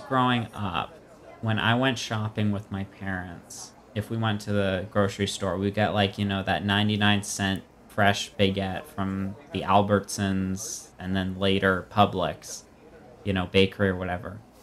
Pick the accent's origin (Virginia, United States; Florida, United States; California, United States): Florida, United States; now in Brookline, United States; I grew up in Florida.